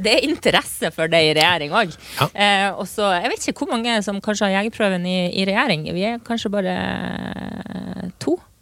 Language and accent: Norwegian; Lavangen, Troms, Norway; moved away as an adult; Lavangen. Eh, oppvokst der, men så har jeg bodd de siste årene i eh, storbyen Tromsø